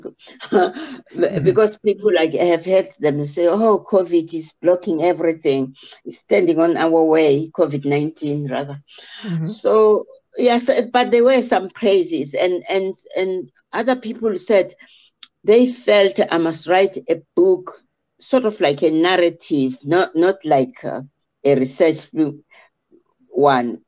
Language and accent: English; South Africa; English is a second language; I'm from South Africa